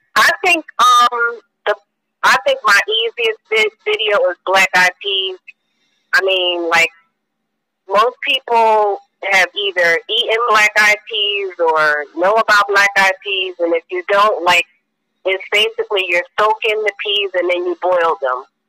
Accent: New Jersey, United States; now in North Jersey, United States; I'm originally from South Jersey, but um, I'm currently living in North Jersey

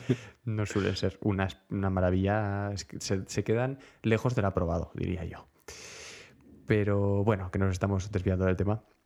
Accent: Pamplona, Navarre, Spain; los que somos de Pamplona

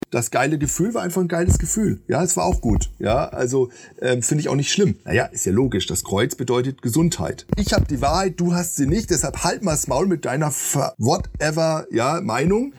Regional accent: Baden-Württemberg, Germany; moved away as an adult; also born or lived in near Hamburg; now in Marburg, Germany; ich komme aus Baden, das ist richtig, also ich bin da geboren, aber äh, meine Eltern sind, wo ich anderthalb Jahre alt war, in die Nähe von Hamburg gezogen haben okay. dort hm. sieben Jahre gelebt

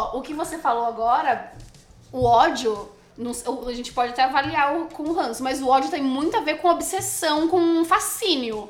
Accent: Santos, São Paulo, Brazil; now in São Paulo, Brazil; Eu sou de Santos, vim de skate até São Paulo

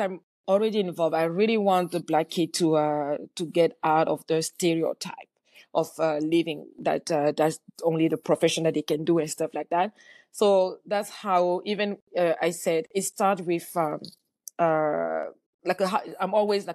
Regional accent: Cameroon; moved away; I grew up in Cameroon. And in Cameroon, everybody is mostly black

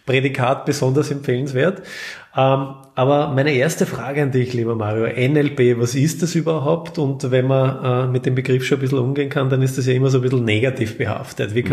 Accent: Vienna, Austria; Also man hört es aus Österreich, aus Wien

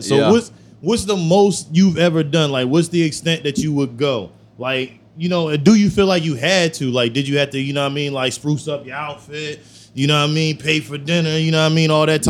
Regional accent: New Jersey, United States; I'm from Jersey.

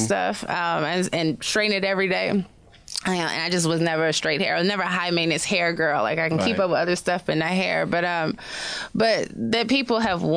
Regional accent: Chicago south suburbs, Illinois, United States; now in New York, United States; I'm from Chicago

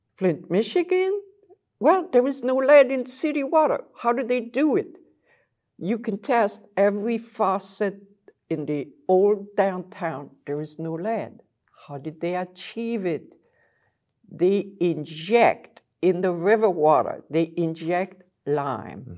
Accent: Belgium; accent: French; English is a second language; moved away as an adult; now in Saint Louis, United States; I came from Belgium with this little accent, French, it won't go away

